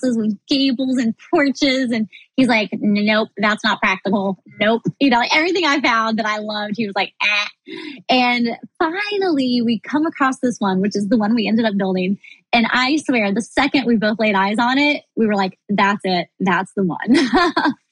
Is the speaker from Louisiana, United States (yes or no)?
no; Missouri, United States; now in Florida, United States; I grew up in Missouri